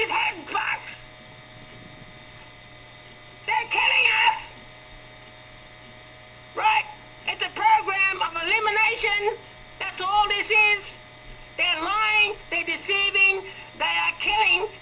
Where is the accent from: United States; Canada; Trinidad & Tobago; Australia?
Australia; Larrakia country, Northern Territory; I'm from Larrakia country